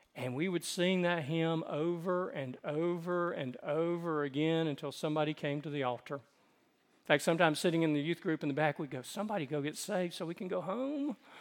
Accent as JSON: {"language": "English", "region": "the South", "country": "United States", "tie": "born or raised there", "said": "I grew up in the South"}